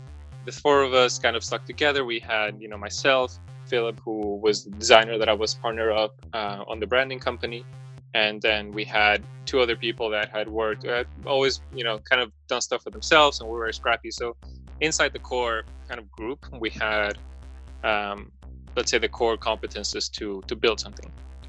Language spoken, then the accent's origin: English; Madrid, Community of Madrid, Spain; also born or lived in Mexico / Miami / London; I also grew up, you know, around the world pretty much from Madrid.